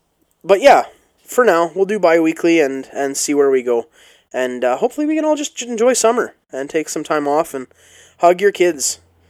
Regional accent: Canada; There was no teams. It was, we're all Canadian. We're all small-town hockey-playing Canadian.

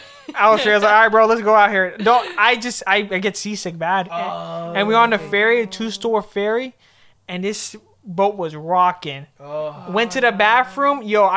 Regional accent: Naples, Florida, United States; And I'm from Naples, Florida, so I've been around the water all my life. I'm a beach bum.

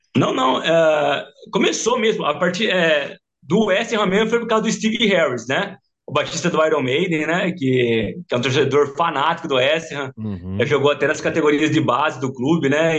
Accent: Mineiros do Tietê, São Paulo, Brazil; eu sou de Mineiros do Tietê, hum. é, interior de São Paulo, uma cidadezinha de 12 mil habitantes

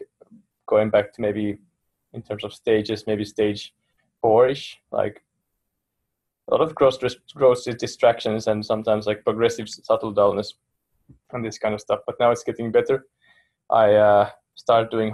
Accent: Finland; first language Finnish; English is a second language; I could teach in Finnish very easily, it's my native language.

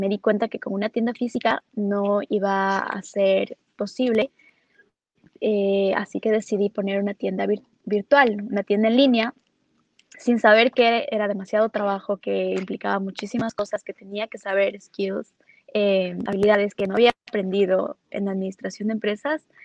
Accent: Ecuador; moved away as an adult; also born or lived in Los Angeles; yo soy de Ecuador, y empecé con, con, los datos y con marketing desde que empecé un negocio cuando estudiaba en Ecuador

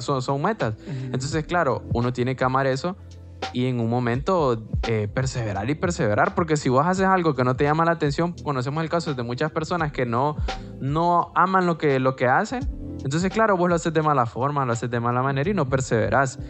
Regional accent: Honduras; nosotros aquí en Honduras

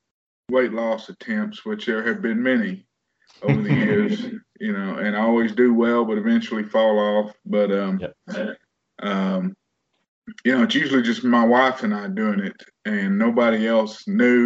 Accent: Waxahachie, Texas, United States; born and raised in Texas. Almost born and raised in Waxahachie, Texas

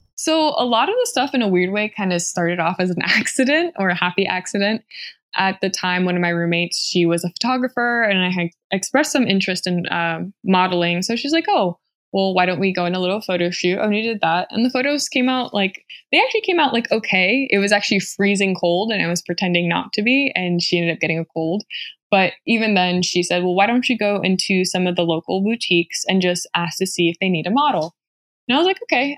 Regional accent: Ceiba, Puerto Rico; moved away; I was born and raised in Ceiba, Puerto Rico, which I'm extremely proud

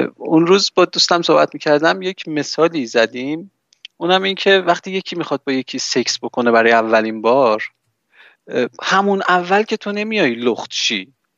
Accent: Iran; من توی جمهوری اسلامی به دنیا آمدم

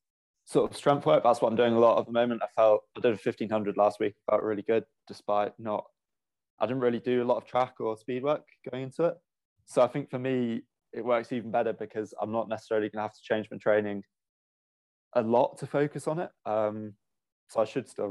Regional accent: Stroud, South West England, United Kingdom; moved away as an adult; now in Loughborough, United Kingdom; I'm originally from Stroud in Gloucestershire

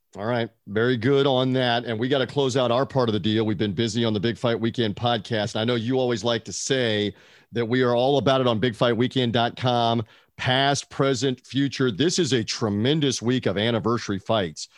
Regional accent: Memphis, Tennessee, United States; my hometown of the River City, Memphis, Tennessee

